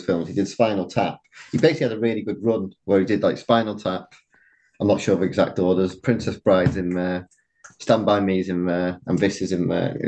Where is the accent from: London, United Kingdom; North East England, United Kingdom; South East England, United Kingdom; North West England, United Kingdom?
North West England, United Kingdom; Chester; Chester is where I'm originally from